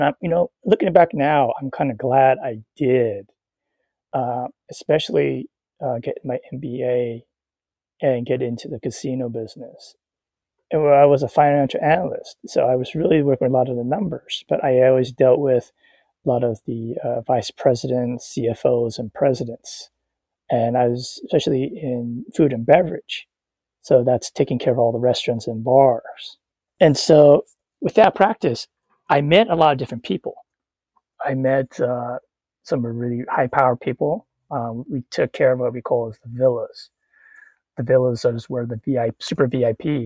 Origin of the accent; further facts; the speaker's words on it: United States; being raised American